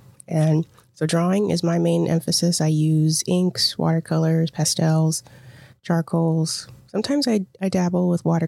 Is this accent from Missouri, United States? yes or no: yes; St. Louis, Missouri, United States; moved away as an adult; now in Fairborn, United States; I'm born and raised in St. Louis, Missouri, North County in Spanish Lake.